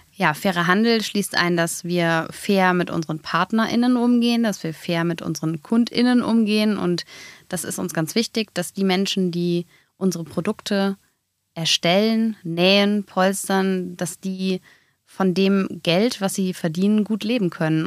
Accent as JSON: {"language": "German", "town": "Hennef", "region": "North Rhine-Westphalia", "country": "Germany", "said": "Wir kommen beide aus Hennef"}